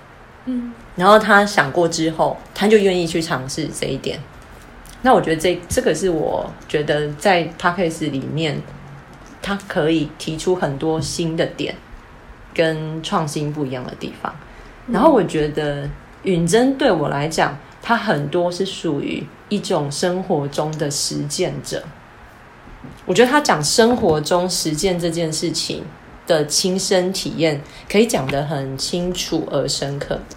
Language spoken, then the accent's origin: Chinese; Kaohsiung, Taiwan; 我们都是高雄长大的人